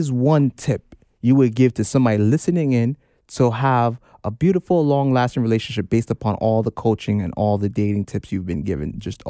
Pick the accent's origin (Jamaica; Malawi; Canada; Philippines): Jamaica; I'm Jamaican.